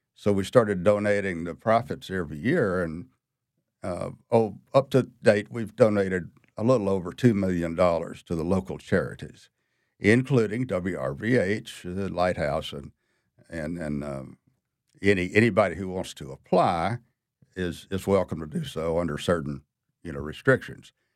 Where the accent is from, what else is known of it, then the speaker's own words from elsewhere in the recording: Mississippi, United States; moved away as an adult; now in New Orleans, United States; I was born in Mississippi